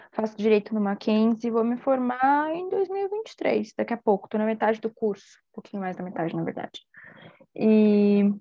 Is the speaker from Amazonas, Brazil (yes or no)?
no; São Paulo, Brazil; accent: São Paulo; also born or lived in Salvador; eu sou baiana, nasci né, em Salvador, minha família toda é de lá, mas meu sotaque é de São Paulo.